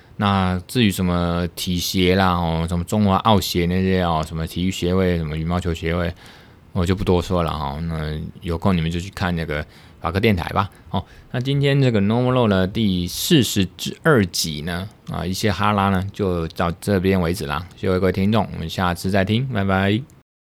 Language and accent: Chinese; Taiwan; 我们是从台湾来的